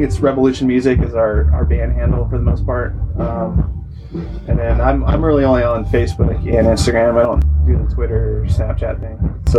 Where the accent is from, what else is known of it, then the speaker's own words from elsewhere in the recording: Monterey, California, United States; Yeah, I'm from Monterey.